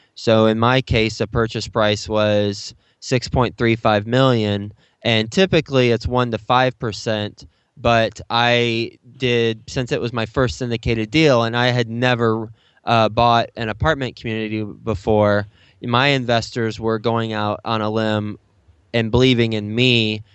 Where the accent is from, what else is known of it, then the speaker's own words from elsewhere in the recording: Texas, United States; moved away as an adult; now in New York City, United States; I'm from Texas, so I, I grew up in Texas, and I went to Texas Tech